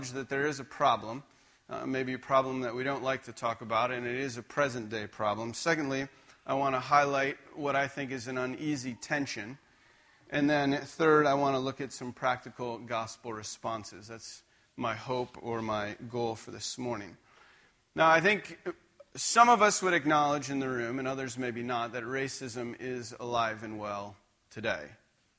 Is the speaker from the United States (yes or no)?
yes; just outside of Scranton, Pennsylvania, United States; now in Spokane, United States; I grew up just outside of Scranton, Pennsylvania